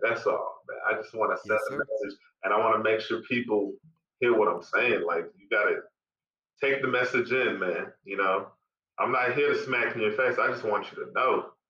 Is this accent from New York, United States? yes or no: no; California, United States; born there; My parents were born in Monrovia, Liberia. I was born in California, but a lot of people wouldn't even know that I am like full-blooded.